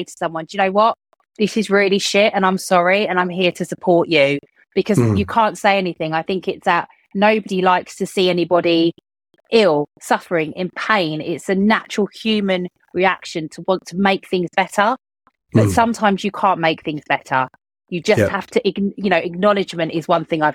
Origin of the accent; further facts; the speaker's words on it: United Kingdom; being British people